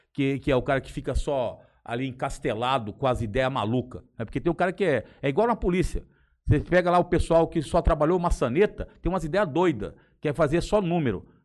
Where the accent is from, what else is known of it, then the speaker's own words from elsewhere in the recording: Ibiapina, Ceará, Brazil; born there; eu nasci no Ceará, cara, em Biapina, mas sou registrado no Rio de Janeiro.